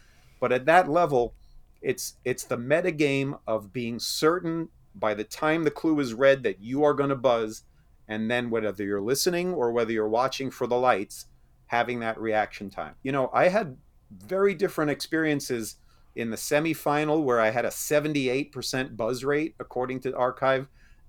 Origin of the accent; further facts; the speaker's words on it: New York, United States; I grew up back in New York.